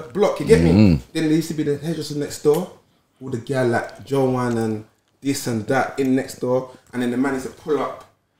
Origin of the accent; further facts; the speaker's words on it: London, United Kingdom; I grew up in Deptford.